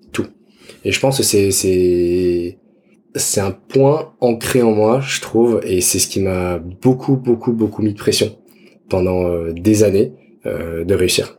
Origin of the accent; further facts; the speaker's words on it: Dijon, Bourgogne-Franche-Comté, France; J'ai 30 ans, je suis né à Dijon